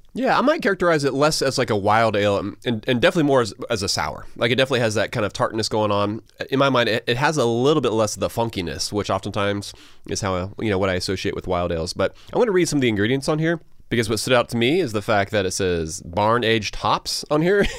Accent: Georgia, United States; a couple guys from Georgia

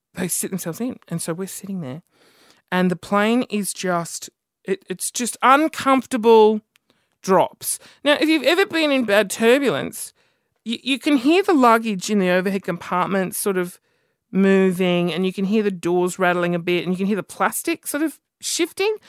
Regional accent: Australia; I'm Aussie

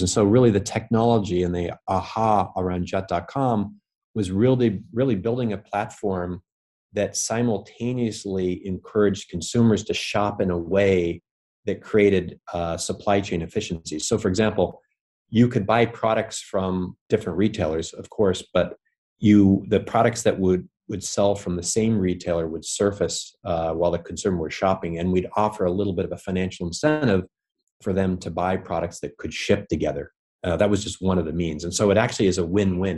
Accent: Bellingham, Washington, United States; now in New York, United States; I grew up in Washington State. So, uh, originally from the Northwest in a, in a city called Bellingham, Washington

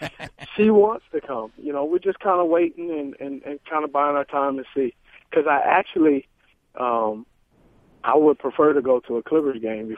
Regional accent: Los Angeles, California, United States; now in Charlotte, United States; I grew up in Los Angeles, California. I grew up in the poor areas where you don't go past dark. That's the area I grew up in.

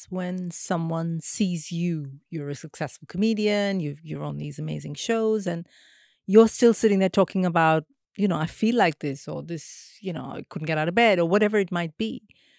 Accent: India; I'm thinking of like India, growing up in India, living in India.

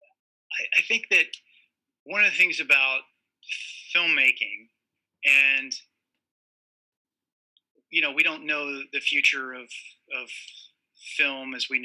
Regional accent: Morgantown, West Virginia, United States; I grew up in Morgantown, West Virginia

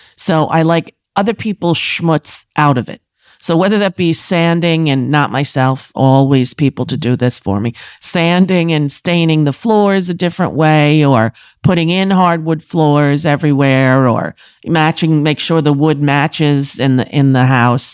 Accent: Commack, New York, United States; I'm from Comac, exit fifty-two

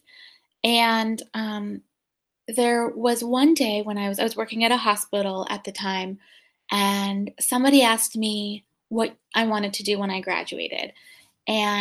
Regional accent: Rhode Island, United States; I grew up in Rhode Island

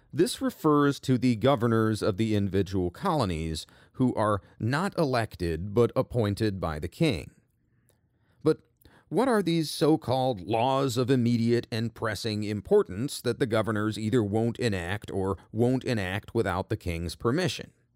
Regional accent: United States; I'm an American

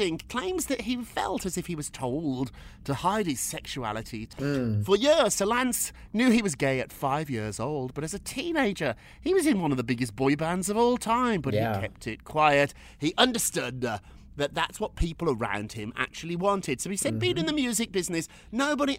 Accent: United Kingdom; now in United States

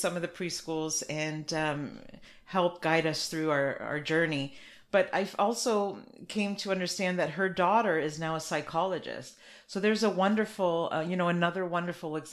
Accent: Canada; I'm Canadian, but my family's from Portugal.

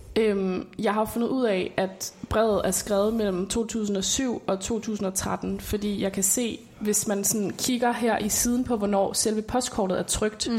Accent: Svendborg, Southern Denmark, Denmark; jeg bor i Svendborg, som er min barndomsby på Sydfyn.

